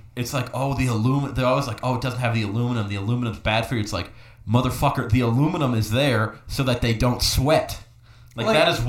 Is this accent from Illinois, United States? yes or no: yes; Chicago, Illinois, United States; It says Windy City because I'm from Chicago.